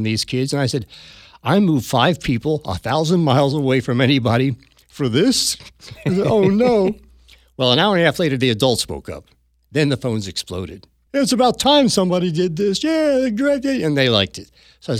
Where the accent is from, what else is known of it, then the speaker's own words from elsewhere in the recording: New Jersey, United States; accent: South Jersey; "And you have to lose that South Jersey dialect." Had to get rid of my accent.